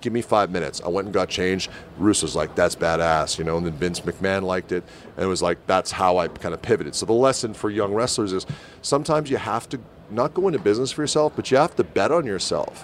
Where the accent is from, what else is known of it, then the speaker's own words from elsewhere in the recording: Winnipeg, Manitoba, Canada; my hometown in Winnipeg